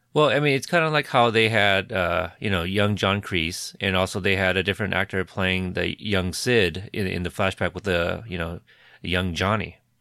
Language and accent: English; United States; I, being Asian American myself